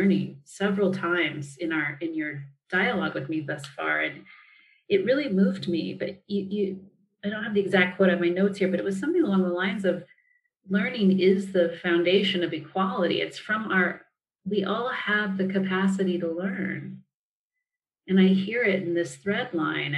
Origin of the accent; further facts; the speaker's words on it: United States; as an American